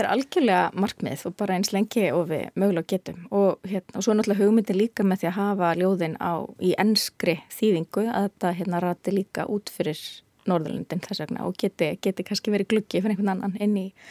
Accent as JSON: {"language": "Icelandic", "country": "Iceland", "said": "ég er frá Íslandi"}